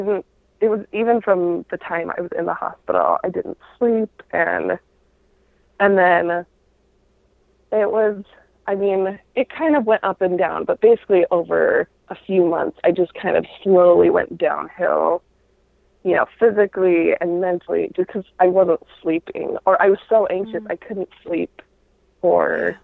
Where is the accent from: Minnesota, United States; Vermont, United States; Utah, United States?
Utah, United States; I grew up in Utah, where that was the norm